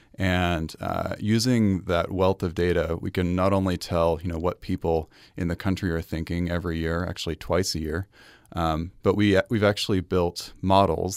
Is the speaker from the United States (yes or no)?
yes; Salt Lake City, Utah, United States; I grew up in Salt Lake City, uh, in Sugar House